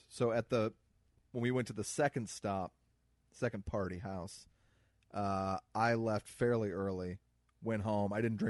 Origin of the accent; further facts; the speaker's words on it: Midwest, United States; accent: Missouri; I'm from the Midwest.